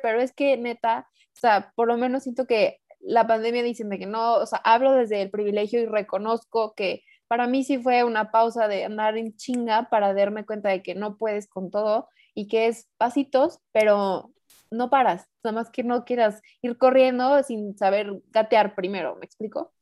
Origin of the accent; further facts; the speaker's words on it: Mexico; also born or lived in San Luis Potosí; yo vivo en San Luis, yo soy mexicana